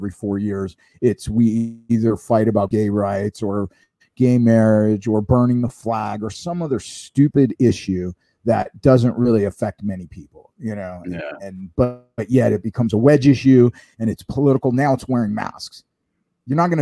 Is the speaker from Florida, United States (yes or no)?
yes; Florida, United States; now in Orange County, California, United States; I'm from Florida